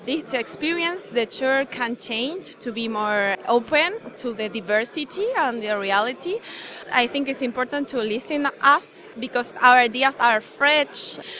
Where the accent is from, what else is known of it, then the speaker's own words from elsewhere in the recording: Chile; I'm from Chile in South America.